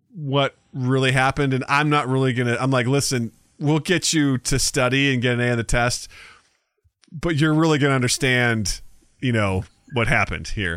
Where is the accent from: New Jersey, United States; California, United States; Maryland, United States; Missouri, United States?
Missouri, United States; I'm from Missouri